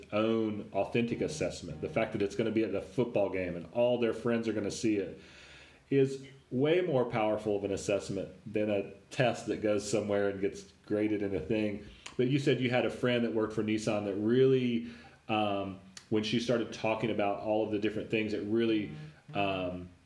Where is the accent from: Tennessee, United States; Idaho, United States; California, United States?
Tennessee, United States; Nashville; I grew up in Nashville